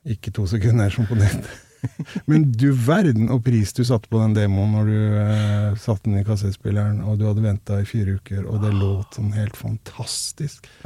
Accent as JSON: {"language": "Norwegian", "town": "Rauland", "region": "Vestfold og Telemark", "country": "Norway", "said": "Som du sikkert hører, så har jeg ikke så mye igjen av dialekta heller."}